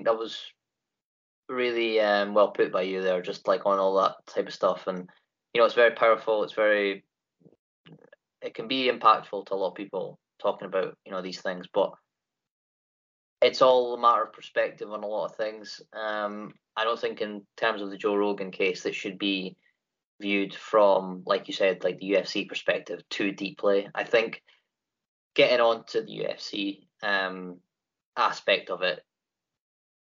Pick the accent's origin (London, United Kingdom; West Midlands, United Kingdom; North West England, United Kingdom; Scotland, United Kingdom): Scotland, United Kingdom; I'm from Great Britain, Scottish born